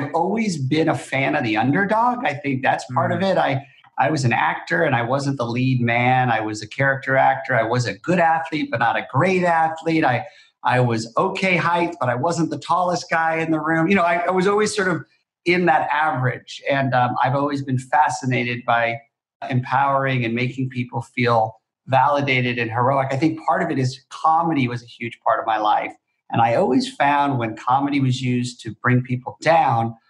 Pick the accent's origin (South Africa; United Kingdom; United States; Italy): United States; West Covina, California; moved away as an adult; Southern Cal, a town called West Covina, California